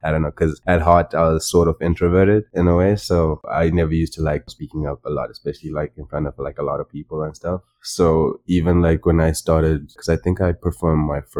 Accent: Chinhoyi, Mashonaland West, Zimbabwe; like that's the city that I grew up in Zimbabwe.

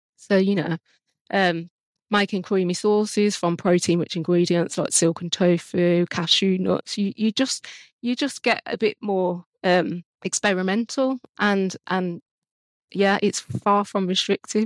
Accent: Birmingham, West Midlands, United Kingdom; moved away as an adult; now in Hinckley, United Kingdom; I'm, I'm from Birmingham, which is actually where, um, the Vegan Society, um, our office is based.

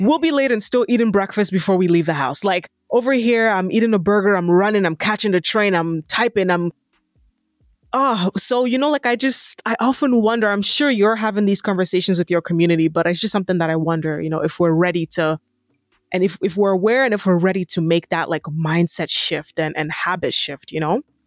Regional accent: Nigeria; I'm Nigerian

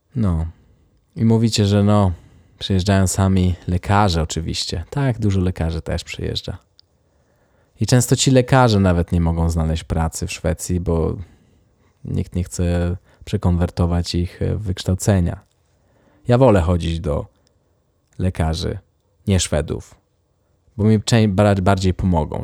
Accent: Poland; moved away as an adult; now in Sweden

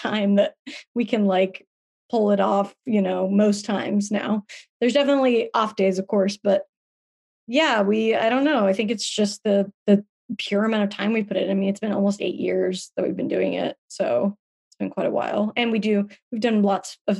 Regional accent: Salt Lake City, Utah, United States; moved away as an adult; also born or lived in Palm Springs, California; now in Los Angeles, United States; I was born in Palm Springs, but I was raised in Salt Lake City

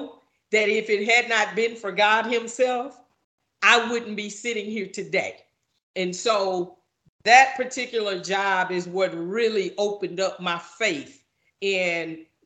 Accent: Fort Worth, Texas, United States; I grew up in Fort Worth

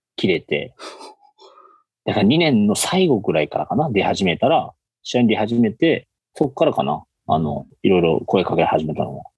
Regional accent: Fukuoka, Japan; もともともうずっと福岡で生まれて、福岡で育ったという感じですね

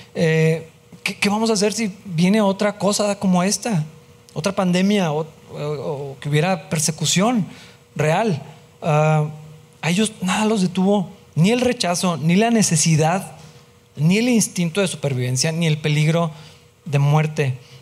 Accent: Mexico; De ser mexicano, pues sí soy, así voy a morir mexicano

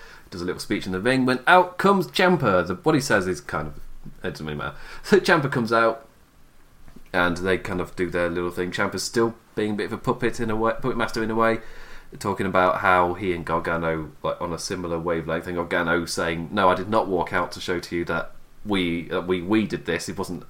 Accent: England, United Kingdom; I'm English. I don't watch the Super Bowl. There are lots of people in England who do watch Super Bowl, by the way.

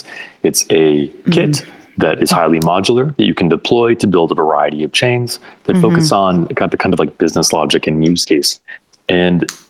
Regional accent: Michigan, United States; in my home state of Michigan here in the United States

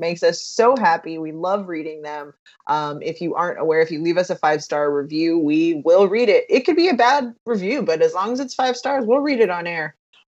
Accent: Southern California, United States; I am born and raised in Southern California

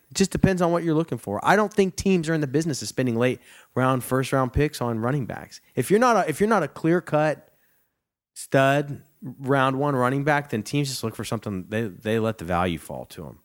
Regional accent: near Plano, Texas, United States; I'm from right down the road in Plano

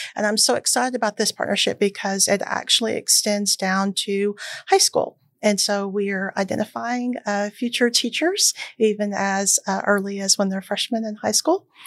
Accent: College Station, Texas, United States; I'm actually from this area. I'm from Bryan College Station.

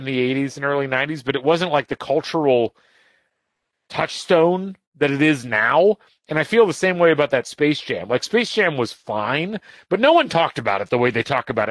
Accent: Indiana, United States; growing up in Indiana and experiencing a lot of those high school experiences

